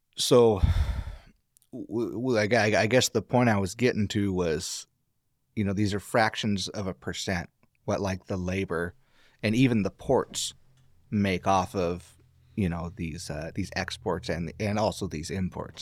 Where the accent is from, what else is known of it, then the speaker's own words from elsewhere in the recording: Astoria, Oregon, United States; I was born and raised in Astoria. My family's from Astoria